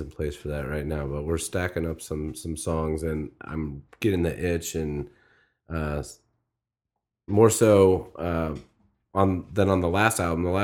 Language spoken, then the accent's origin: English; Midwest, United States; I'm from the Midwest